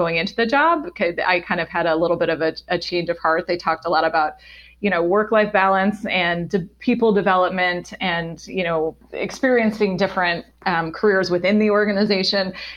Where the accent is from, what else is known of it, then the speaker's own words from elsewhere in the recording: Washington, District of Columbia, United States; moved away as an adult; also born or lived in Boston / Atlanta; I grew up in Washington, D.C.